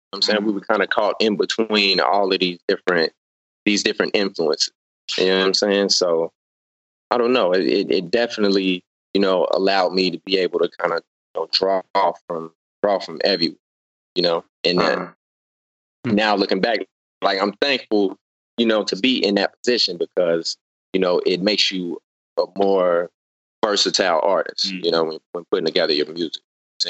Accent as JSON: {"language": "English", "town": "Cincinnati", "region": "Ohio", "country": "United States", "tie": "born or raised there", "said": "growing up in Cincinnati, I mean, it was pretty much the same way Elmar described it, you know, very, very blue collar, you know, working class environment."}